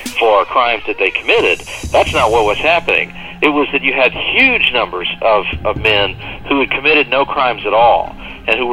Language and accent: English; the Mississippi Delta, United States; I grew up in a little place in the Mississippi Delta